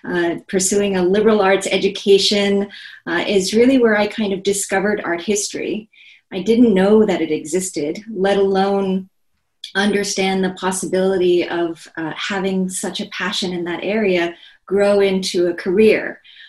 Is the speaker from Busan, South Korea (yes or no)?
no; Seoul, South Korea; moved away as an adult; now in United States; I was born and raised in Seoul, South Korea. Korea is, of course, now perhaps better known and very different from the country that I grew up in the 1970s and 80s during an authoritarian